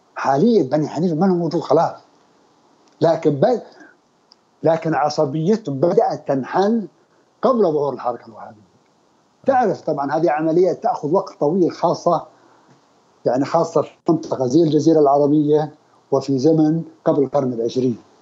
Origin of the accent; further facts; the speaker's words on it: Al-Qassim, Saudi Arabia; now in Riyadh, Saudi Arabia; انا من القصيم اي لما كنت في الابتدائي كانت تاخذنا السياره من الرياض الى بريده